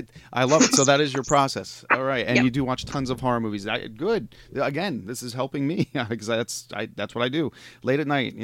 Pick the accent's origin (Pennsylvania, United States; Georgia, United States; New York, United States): New York, United States; New York area, United States; I'm from the New York area